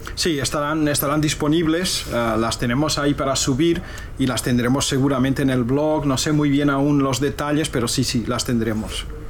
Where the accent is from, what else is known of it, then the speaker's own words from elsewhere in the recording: Portugal; now in Spain; soy portugués